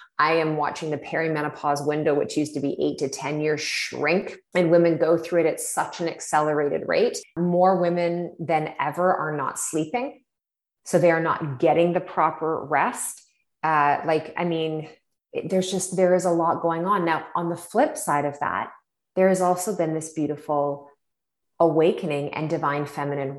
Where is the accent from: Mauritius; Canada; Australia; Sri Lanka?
Canada; Ontario; now in British Columbia, Canada; we're both from Ontario originally